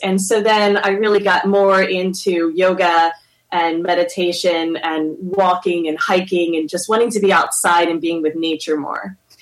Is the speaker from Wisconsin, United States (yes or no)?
no; Philadelphia, Pennsylvania, United States; moved away; where I grew up in Philadelphia, it wasn't like very popular to even do yoga or to meditate.